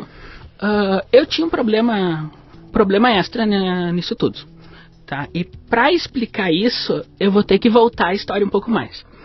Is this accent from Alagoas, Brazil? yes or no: no; Passo Fundo, Rio Grande do Sul, Brazil; also born or lived in Porto Alegre / Rio de Janeiro; Eu nasci em Passo Fundo, no Rio Grande do Sul.